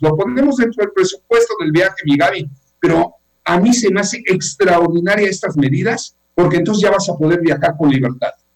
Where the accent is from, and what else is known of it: Yucatán, Mexico